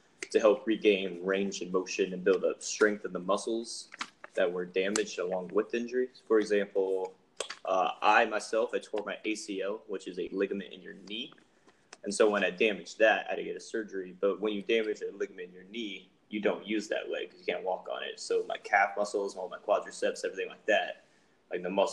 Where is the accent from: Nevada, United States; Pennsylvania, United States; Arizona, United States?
Nevada, United States; Reno; I'm from Reno, which I guess we're all from.